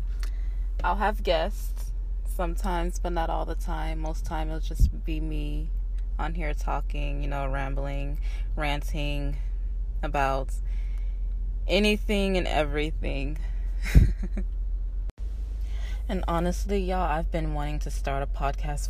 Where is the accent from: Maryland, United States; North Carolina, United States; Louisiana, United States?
Louisiana, United States; Shreveport; moved away as an adult; now in San Antonio, United States; I'm from Shreveport, Louisiana. I moved to San Antonio, though, when I was about 19.